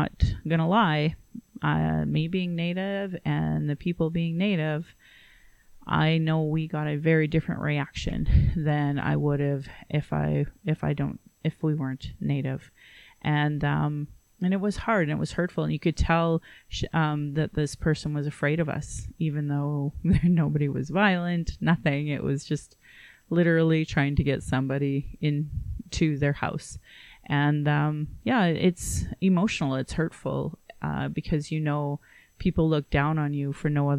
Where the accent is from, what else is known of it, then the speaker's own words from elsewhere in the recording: Calgary, Alberta, Canada; I was born in Calgary